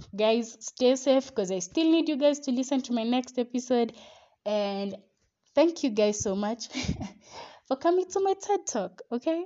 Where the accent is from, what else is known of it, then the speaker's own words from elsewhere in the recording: Kenya; We as Kenyan citizens